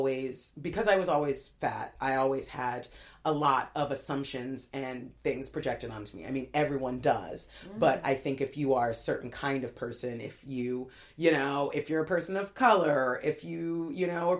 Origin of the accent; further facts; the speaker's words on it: LA and Orange County border, Southern California, United States; I grew up in Southern California, sort of LA and Orange County border